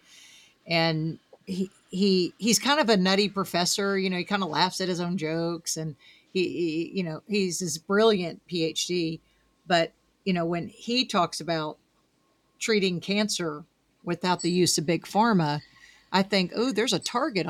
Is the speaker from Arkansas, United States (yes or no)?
yes; Arkansas, United States; I'm from Arkansas.